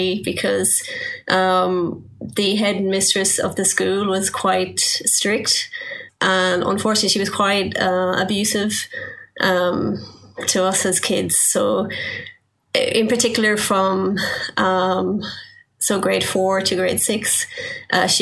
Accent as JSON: {"language": "English", "town": "Belmullet", "region": "Connacht", "country": "Ireland", "tie": "born or raised there", "moved": "yes", "said": "I grew up in Ireland in a small town called Belmullet. It's on the west coast."}